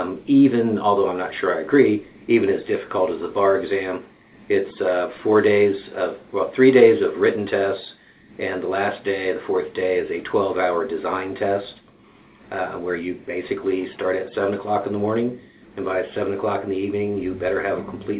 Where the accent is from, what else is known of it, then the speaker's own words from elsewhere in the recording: Columbus, Ohio, United States; moved away as an adult; also born or lived in Cincinnati, Ohio; I'm originally from Columbus, Ohio. Moved down here to go to school at UC.